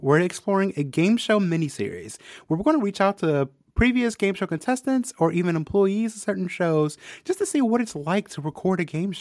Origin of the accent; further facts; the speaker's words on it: Ohio, United States; moved away as an adult; now in Indianapolis, United States; I just moved to Indiana March of 2020. So I've only been here in Indianapolis for a little under 2 years. I'm actually from Ohio